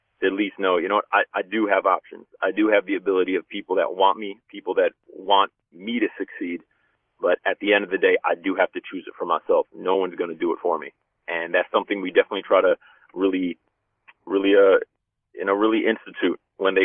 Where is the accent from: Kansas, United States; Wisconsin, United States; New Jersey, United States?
New Jersey, United States; Union City; growing up in Union City is, you know, a diverse community, very high immigrant population